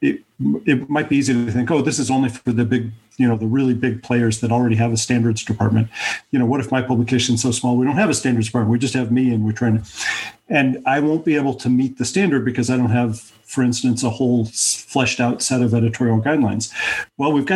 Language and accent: English; Denver, Colorado, United States; in my hometown, Denver